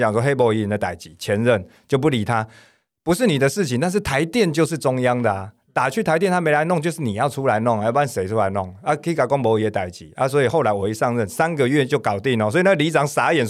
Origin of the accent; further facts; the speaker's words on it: Zhongzheng District, Taipei, Taiwan; 因为我是中正区长大